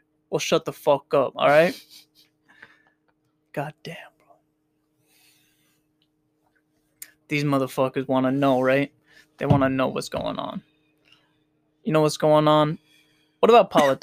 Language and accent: English; Worcester, Massachusetts, United States; I slur my words a lot, bro. We're from Worcester